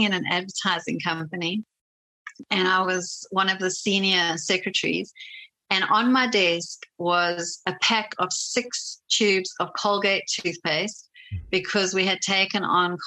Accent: South Africa; moved away; a South African 20-year-old

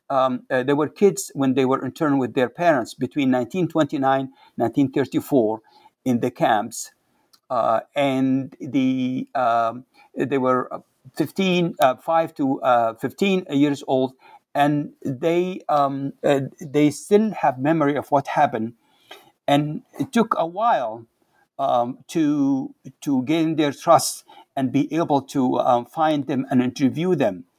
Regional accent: Libya; English is a second language; moved away as an adult; also born or lived in Cairo, Egypt / Seattle, United States; now in United States; I'm from Libya, originally from Libya

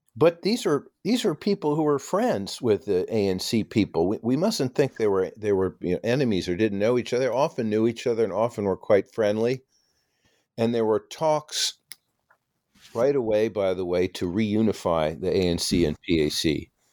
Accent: New York City, New York, United States; I grew up in New York City on the Upper West Side

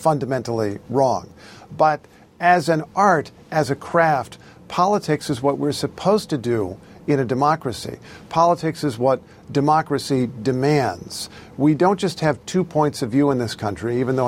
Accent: Indiana, United States; ever since I was growing up in Indiana

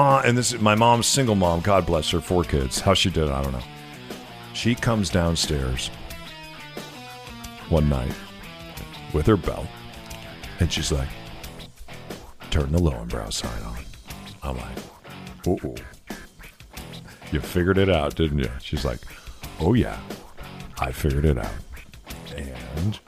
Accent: New Mexico, United States; moved away; we're from New Mexico.

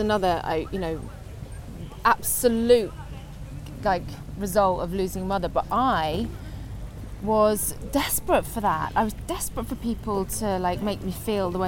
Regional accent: Guernsey; moved away as an adult; also born or lived in Alexandria, Scotland / Liverpool; Guernsey was where I grew up

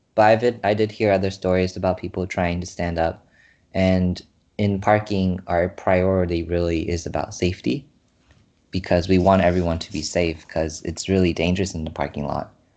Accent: San Jose, California, United States; I'm from California, San Jose

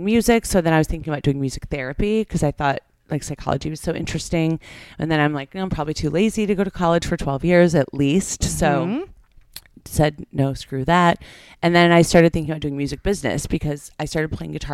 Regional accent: Detroit, Michigan, United States; moved away as an adult; also born or lived in Miami; now in Los Angeles, United States; I love Detroit. I love my hometown

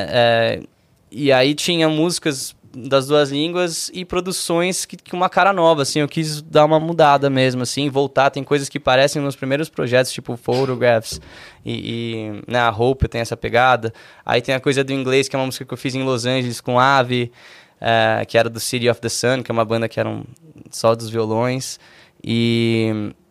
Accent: Brazil; eu não sou gringo, eu sou, porra, aliás, sou, né, mas sou brasileiro também, canto em português

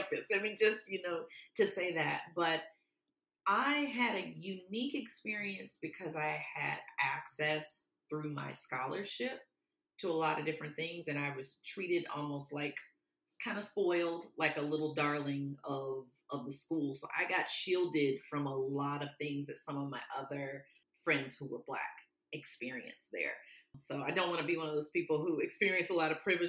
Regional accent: Mobile, Alabama, United States; moved away; also born or lived in Atlanta; from Mobile, Alabama

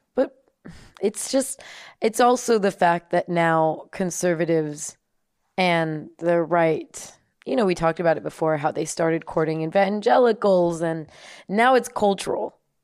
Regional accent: United States; also born or lived in Germany; just an American, with an American passport

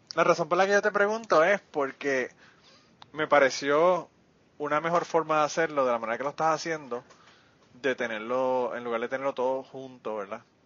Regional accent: Utuado, Puerto Rico; a mí me parieron en el hospital del maestro y me llevaron potuado y yo soy tutuado

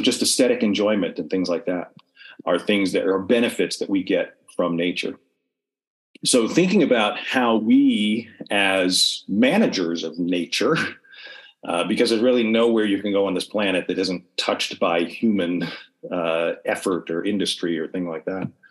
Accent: New York, United States; now in Oklahoma, United States; I'm from New York, and I'm in Oklahoma

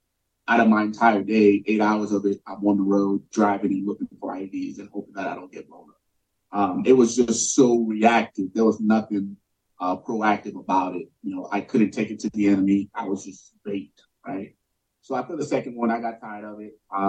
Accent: New York City, New York, United States; growing up in New York City, like, there is no navigating anywhere. I just get on the subway, I get on the bus, you know?

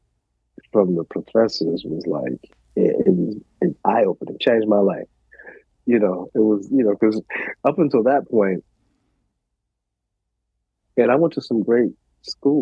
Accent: New York City, New York, United States; I grew up in New York. We grew up in the West Village

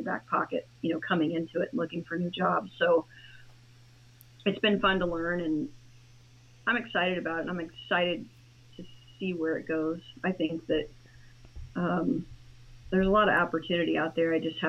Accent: Indiana, United States; Well, I'm from Indiana, and I worked in horticulture for 25 years

